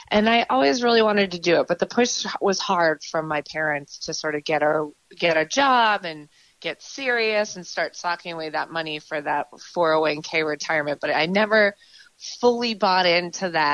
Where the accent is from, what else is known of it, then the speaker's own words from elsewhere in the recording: Marion, Massachusetts, United States; growing up in Marion, it's a great, great way to grow up